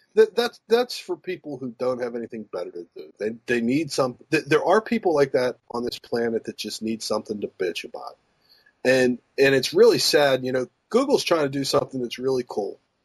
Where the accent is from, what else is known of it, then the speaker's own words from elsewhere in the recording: Pittsburgh, Pennsylvania, United States; moved away; also born or lived in the South; growing up in Pittsburgh